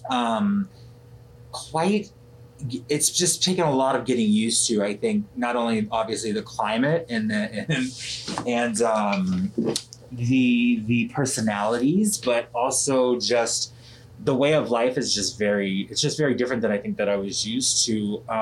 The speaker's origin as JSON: {"language": "English", "town": "Atlanta", "region": "Georgia", "country": "United States", "also_born_or_lived": "California / Florida / North Carolina / South Carolina", "said": "let's see, I'm from Atlanta, Georgia. Um, I've lived all over the country. I've, I've, I've lived in California, Florida, North Carolina, South Carolina."}